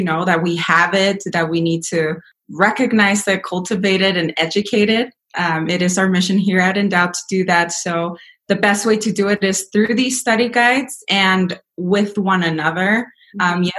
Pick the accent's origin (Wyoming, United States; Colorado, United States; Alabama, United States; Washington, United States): Colorado, United States; Denver; also born or lived in Mexico; I was raised here in Denver. I was educated here in Denver.